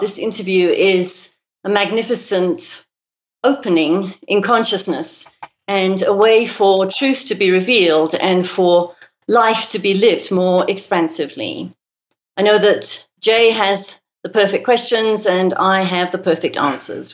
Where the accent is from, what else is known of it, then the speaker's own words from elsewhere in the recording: London, United Kingdom; now in United States; you can probably hear from my accent that I wasn't born in America. I was uh-huh. born in uh-huh. London, in Great Britain